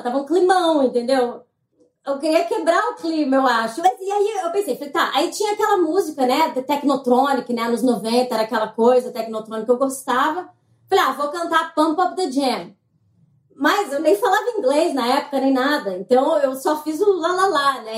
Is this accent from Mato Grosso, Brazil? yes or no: yes; Mato Grosso, Brazil; now in Canada; eu sou de Mato Grosso